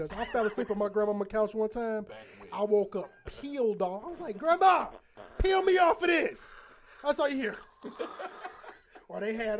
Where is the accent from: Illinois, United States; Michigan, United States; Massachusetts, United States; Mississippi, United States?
Illinois, United States; Aurora; I grew up in Aurora, Illinois. I grew up in Aurora, so it's Aurora is like 50-60% Mexican, like over the years.